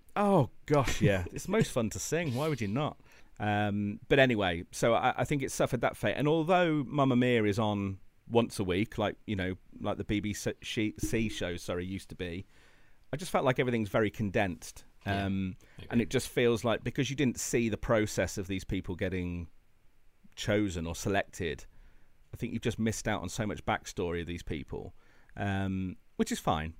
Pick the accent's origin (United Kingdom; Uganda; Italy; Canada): United Kingdom; Midlands; I grew up in the Midlands